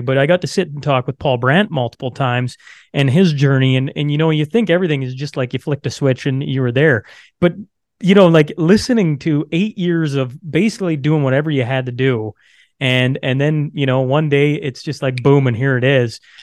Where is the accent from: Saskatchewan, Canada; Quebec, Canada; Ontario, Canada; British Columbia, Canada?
Saskatchewan, Canada; I am born and raised in Saskatchewan